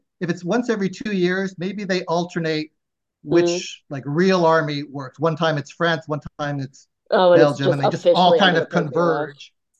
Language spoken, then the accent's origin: English; Philippines; I mean, I'm Filipino, yes, but yeah. I mean, we steal from the Spanish, so it's the same thing.